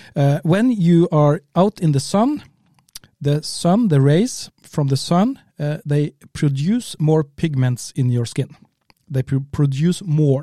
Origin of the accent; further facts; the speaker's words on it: Kristiansund, Møre og Romsdal, Norway; English is a second language; We come from Kristiansund in the north, northwest of Norway